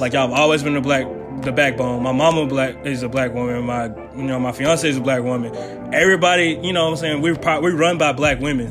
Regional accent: Mississippi, United States

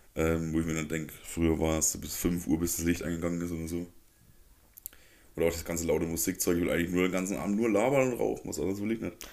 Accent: Neustadt bei Coburg, Bavaria, Germany; accent: Franconian; Also wir kommen ja aus der Metropole des äh, bayerischen Döners im mhm. Prinzip, also Neustadt bei Coburg.

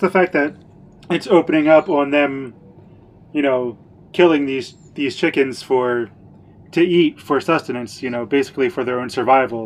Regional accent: United States; a white American

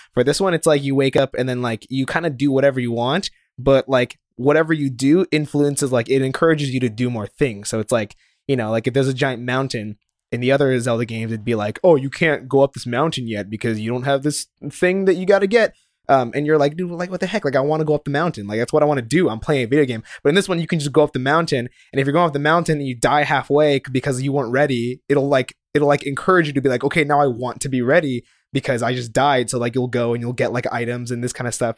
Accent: Japan; moved away; growing up in Japan

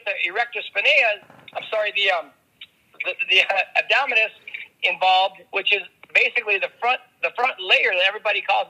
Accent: Minnesota, United States; when I was growing up in Minnesota, my cousins had a farm

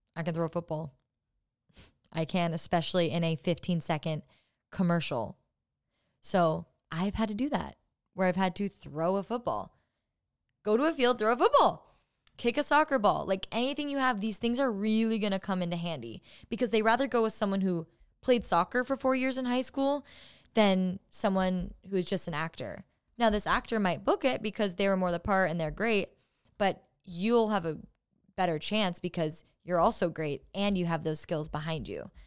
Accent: Orange County, California, United States; moved away as an adult; now in Los Angeles, United States; My dad's a surfer 'cause I'm from Orange County

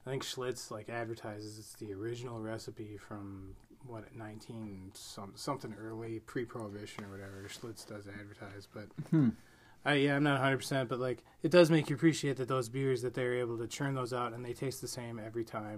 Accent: Wisconsin, United States; we're from Wisconsin

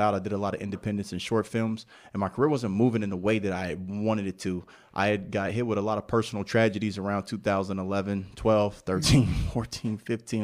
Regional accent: Indianapolis, Indiana, United States; moved away as an adult; also born or lived in Hollywood, Florida / New York City; I'm from Indianapolis, Indiana. Also lived in Hollywood, Florida as a kid. Moved to New York City at the age of 18

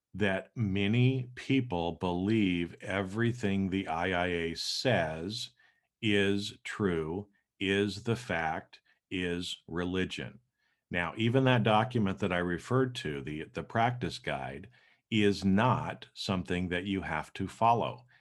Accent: Boise, Idaho, United States; moved away as an adult; now in Los Angeles, United States; I grew up in Boise, Idaho.

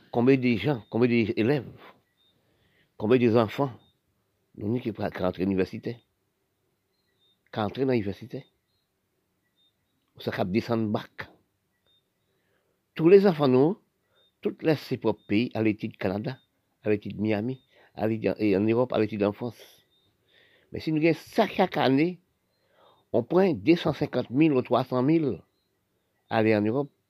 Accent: Haiti; born there; Parce que je suis né en Haïti.

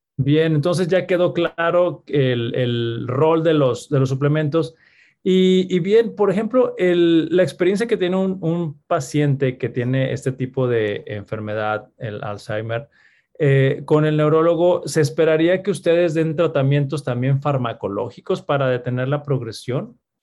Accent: Mexico; como sociedad mexicana

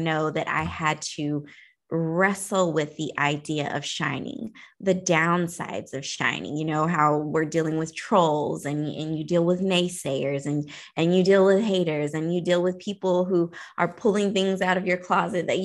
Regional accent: Oklahoma, United States; I come from Oklahoma, so it's a pretty small town.

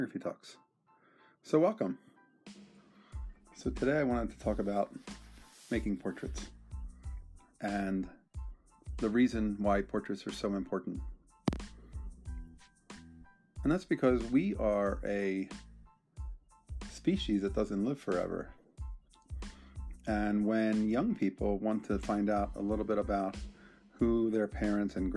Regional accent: Bensalem, Pennsylvania, United States; my hometown, Bensalem, Pennsylvania

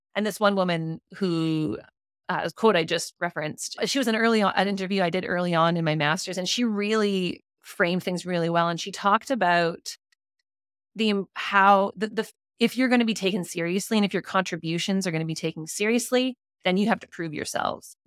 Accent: Whitehorse, Yukon, Canada; I grew up in Whitehorse, and my dad was really involved in co-management

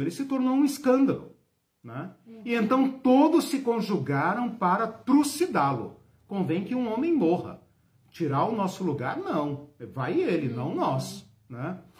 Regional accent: São Paulo, Brazil; eu sou paulistano, sou de São Paulo

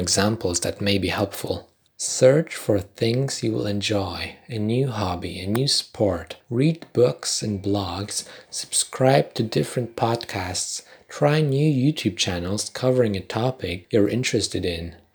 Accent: Poland; accent: Polish; first language Polish; English is a second language; My first language is Polish

